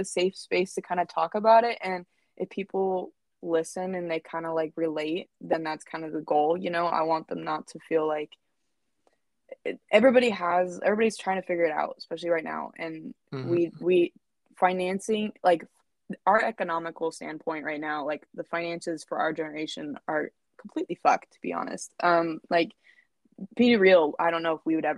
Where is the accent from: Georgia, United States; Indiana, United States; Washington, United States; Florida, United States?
Washington, United States; Seattle; I grew up in Seattle.